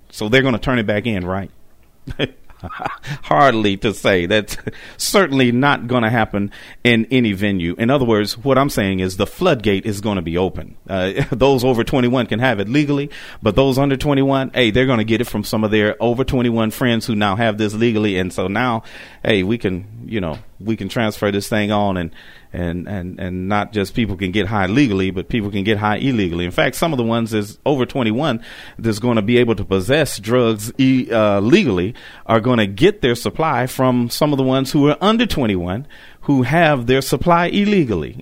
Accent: Detroit, Michigan, United States; moved away; They're in my home state of Michigan. Yes, I'm from Detroit

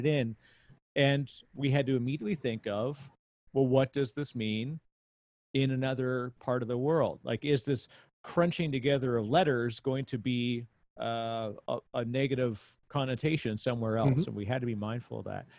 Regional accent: Canada; I'm Canadian

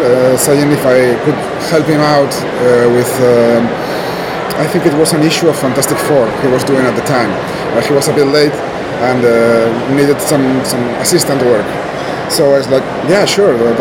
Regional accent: Asturias, Spain; English is a second language; in my hometown. I am from Asturias in the north and to the left of Spain.

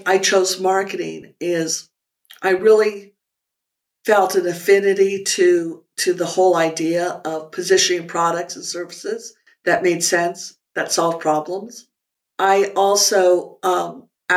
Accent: Santa Fe, New Mexico, United States; moved away as an adult; also born or lived in Alameda, California / San Francisco, California; Santa Fe is a small town with a big town attitude. So it was really kind of great to grow up in such a beautiful place

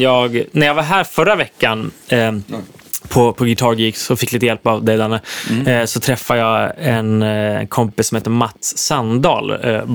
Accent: Sweden; moved away as an adult; also born or lived in Nashville, United States; här hemma i Sverige

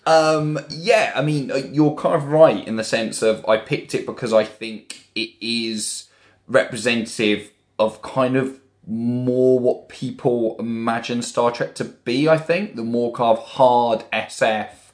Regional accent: Bournemouth, South West England, United Kingdom; now in Brighton, United Kingdom; we're all from Bournemouth originally.

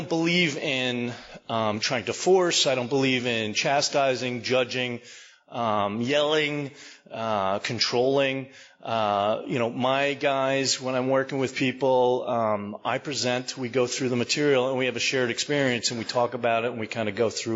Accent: Maplewood, New Jersey, United States; I was born and raised in Maplewood, New Jersey

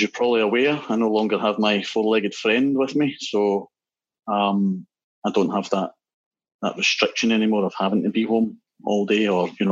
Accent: Glasgow, Scotland, United Kingdom; from Glasgow

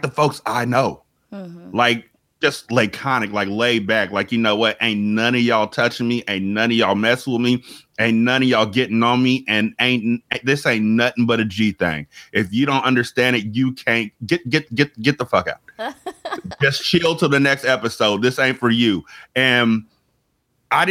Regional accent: California, United States; I'm from Cali.

